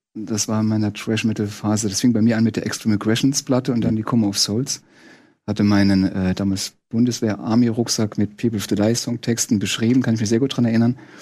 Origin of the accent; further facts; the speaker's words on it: Saarland, Germany; ich komme, wir kommen ja aus dem Saarland